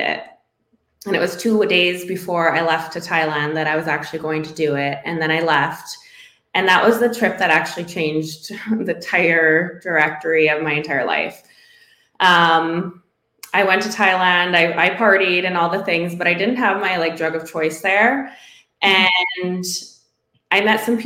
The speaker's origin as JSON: {"language": "English", "region": "Northwestern Ontario", "country": "Canada", "tie": "born or raised there", "moved": "as an adult", "said": "my hometown, like I'm from a very small Northwestern Ontario town"}